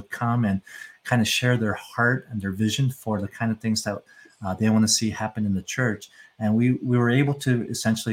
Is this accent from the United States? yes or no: yes; United States; we grew up in the States